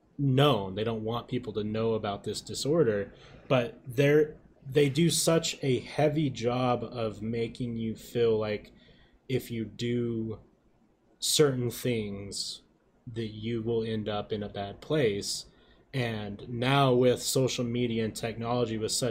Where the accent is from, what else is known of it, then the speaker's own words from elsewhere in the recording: Utah, United States; I grew up here in Utah